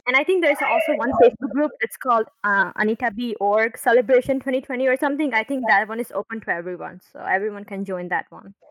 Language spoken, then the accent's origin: English; India; now in United States; I'm also from India